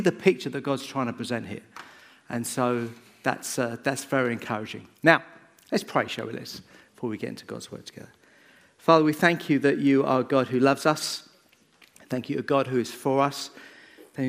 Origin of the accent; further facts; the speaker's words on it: Bedford, East of England, United Kingdom; I grew up in Bedford. I went to Hazeldean. In fact, I went to most of the schools in Bedford as I grew up